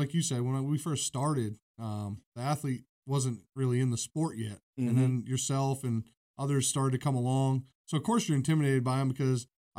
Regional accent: Oxford, Maine, United States; moved away; in my hometown, history in my hometown, the Oxford 250.

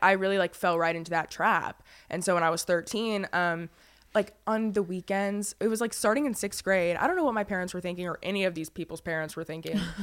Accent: Fayetteville, North Carolina, United States; moved away as an adult; I was actually born and raised in Fayetteville, North Carolina. I lived there for

